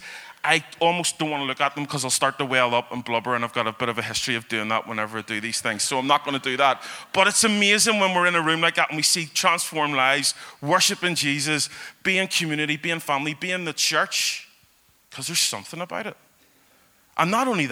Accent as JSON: {"language": "English", "town": "Belfast", "region": "Northern Ireland", "country": "United Kingdom", "tie": "born or raised there", "said": "I have been a Belfast guy all my life. I grew up in East Belfast"}